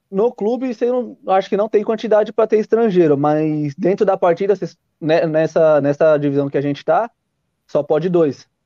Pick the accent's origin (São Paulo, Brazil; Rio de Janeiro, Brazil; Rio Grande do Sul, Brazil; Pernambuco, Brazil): São Paulo, Brazil; eu que sou de São Paulo também